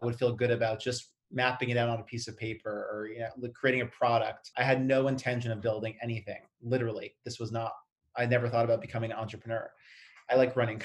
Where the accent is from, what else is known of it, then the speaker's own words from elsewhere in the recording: Canada; I'm Canadian.